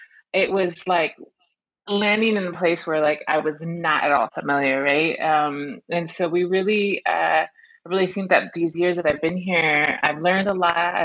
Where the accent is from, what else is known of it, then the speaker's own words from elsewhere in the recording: San Diego, California, United States; moved away as an adult; now in Arizona, United States; I grew up in San Diego and along the border between San Diego and Tijuana